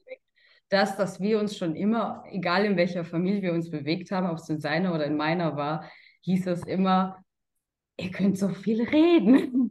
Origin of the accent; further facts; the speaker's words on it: Karlsruhe, Baden-Württemberg, Germany; ich komme aus Karlsruhe und bin jetzt im Vertrieb tätig.